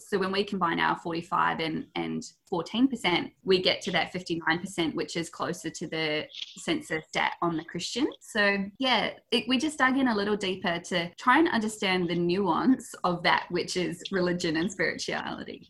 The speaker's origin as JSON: {"language": "English", "country": "New Zealand", "moved": "yes", "lives_now": "Australia", "said": "I'm a Kiwi girl originally, and I moved over here"}